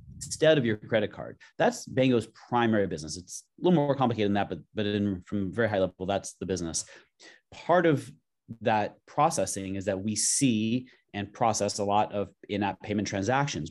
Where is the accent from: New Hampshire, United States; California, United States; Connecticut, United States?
California, United States; Los Angeles; now in San Francisco, United States; I'm, I'm from Los Angeles. I live in San Francisco now